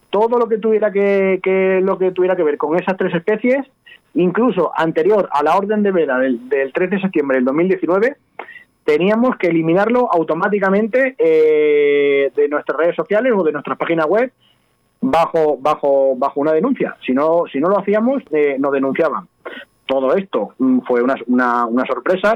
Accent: Don Benito, Extremadura, Spain; moved away as an adult; now in Casar de Cáceres, Spain; yo soy de Don Benito, como bien has dicho, pero yo ya mm, en Don Benito vivo dos meses al año. Yo vivo diez, diez meses en una localidad que para mí es la segunda, mi segunda casa, Casar de Cáceres

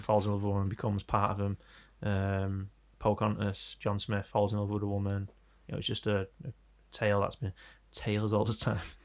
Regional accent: Manchester, North West England, United Kingdom; We're from Manchester

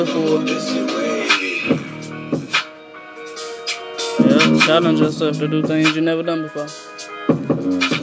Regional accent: East St. Louis, Illinois, United States; I'm from East St. Louis, 89 blocks, East St. Louis, that's where I'm

